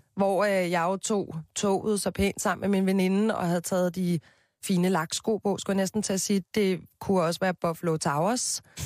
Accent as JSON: {"language": "Danish", "town": "Copenhagen", "region": "Capital Region of Denmark", "country": "Denmark", "tie": "born or raised there", "said": "Jeg voksede op på Christianshavn med min mor og min far"}